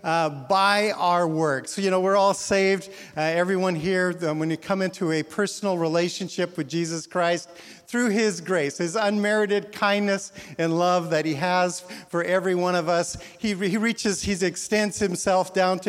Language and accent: English; Canada; moved away as an adult; also born or lived in Edmonton, Alberta, Canada / Portland; now in Newburgh, United States; I'm Canadian